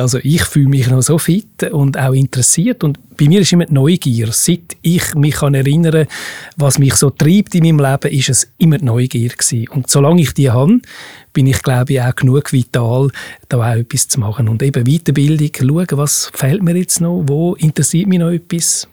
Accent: Switzerland; bei uns in der Schweiz

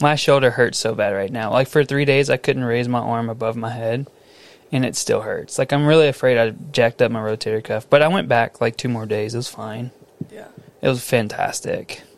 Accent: Missouri City, Texas, United States; my hometown, Mo City, down Highway 90

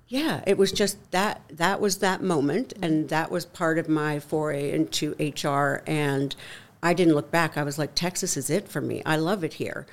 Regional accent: Canada; moved away as an adult; now in United States; born and raised in Canada

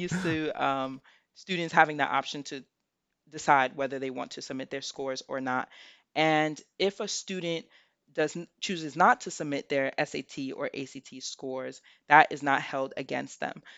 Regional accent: New York City, New York, United States; moved away as an adult; now in Selinsgrove, United States; I'm from the Bronx, New York

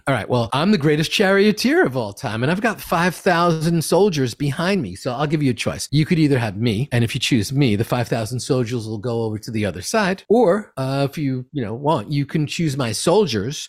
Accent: New York City, New York, United States; I'm from Queens

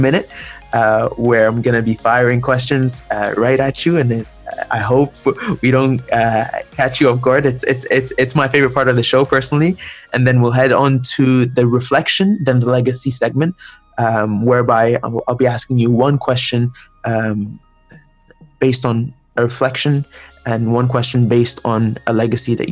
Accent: Egypt; I am from Egypt personally

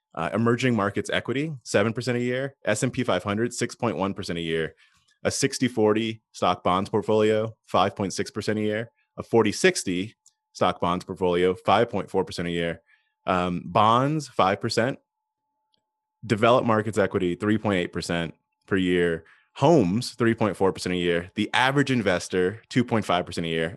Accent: United States; as an American

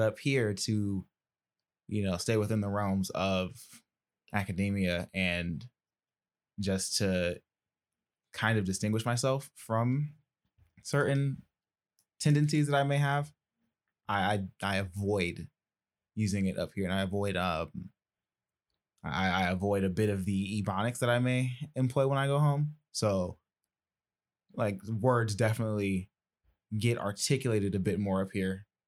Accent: Decatur, Georgia, United States; I'm from Decatur

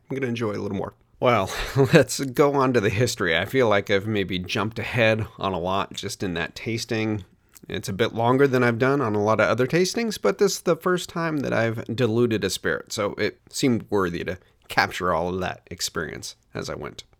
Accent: Hood River, Oregon, United States; my hometown distillery, Hood River Distillers

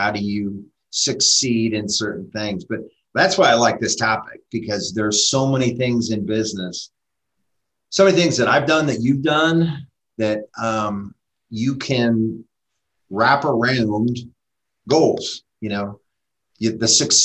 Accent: Pittsburgh, Pennsylvania, United States; moved away as an adult; I was raised in Pittsburgh. So I was raised in Pittsburgh, graduated high school in Pittsburgh

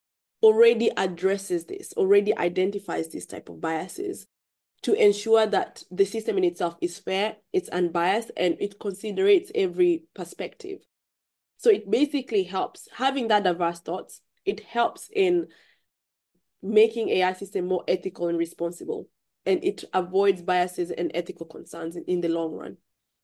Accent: Kenya; now in United Kingdom; I grew up in Kenya myself. So I have that upbringing of where I grew up in an environment where robotics wasn't even in my head growing up. To come into the UK, move into the UK

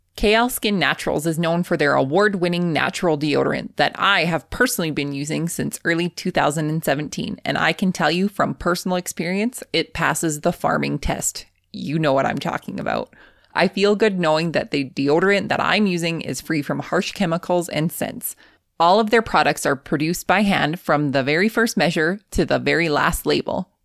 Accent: Lethbridge, Alberta, Canada; I grew up in Lethbridge, Alberta

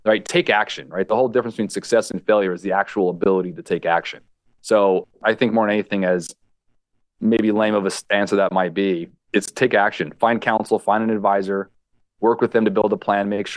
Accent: California, United States; also born or lived in Hawaii; Growing up in California, I lived in Hawaii

